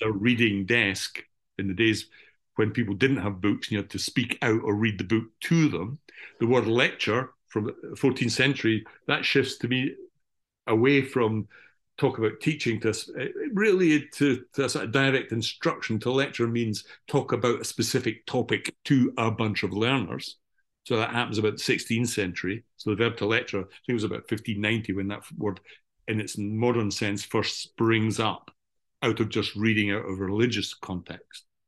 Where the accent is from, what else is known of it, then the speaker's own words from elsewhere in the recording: Scotland, United Kingdom; as a good old Scottish Calvinist